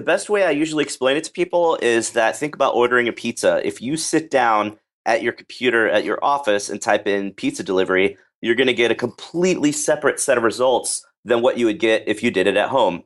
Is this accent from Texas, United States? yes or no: yes; Dallas, Texas, United States; I am from Dallas, Texas